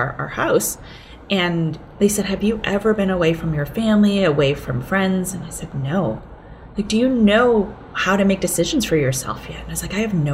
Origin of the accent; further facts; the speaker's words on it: Boston, Massachusetts, United States; English is a second language; also born or lived in Hong Kong; I was 6 years old when we came from Hong Kong to Boston.